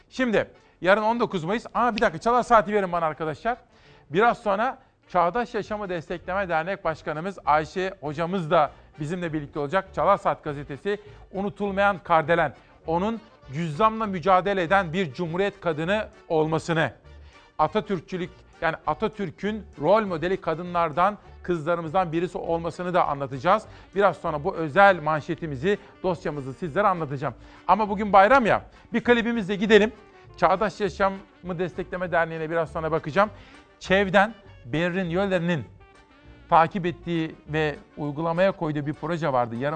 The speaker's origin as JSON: {"language": "Turkish", "town": "Simav", "region": "Kütahya", "country": "Turkey", "said": "ben Simavlıyım. Simav, Gediz, Şapane"}